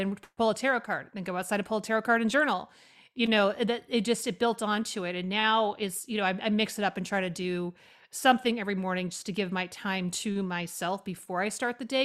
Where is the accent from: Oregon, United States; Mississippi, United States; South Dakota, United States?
Oregon, United States; moved away as an adult; also born or lived in New York City; I grew up in Oregon, which is a very secular place, honestly